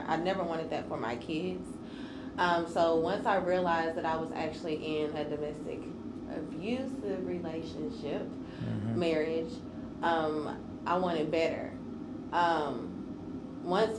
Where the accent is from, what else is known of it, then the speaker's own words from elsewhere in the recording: Lebanon, Tennessee, United States; I'm from Lebanon, Tennessee.